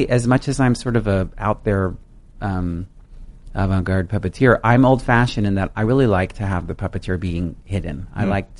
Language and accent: English; San Francisco, California, United States; when I was growing up in San Francisco.